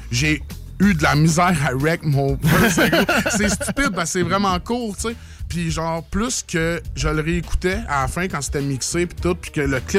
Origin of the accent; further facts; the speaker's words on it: Drummondville, Quebec, Canada; moi, je suis originaire de la de Drummondville.